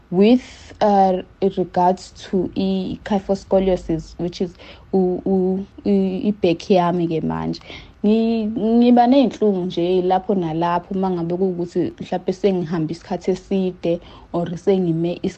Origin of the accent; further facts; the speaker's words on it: Mtubatuba, KwaZulu-Natal, South Africa; ngisuka eMtubatuba esigodini saseMpumeni.